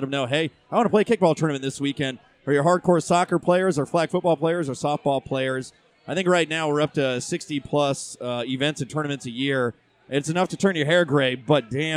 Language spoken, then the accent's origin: English; St. Petersburg, Florida, United States; I'm originally from St. Pete. I'm one of the very few natives from here.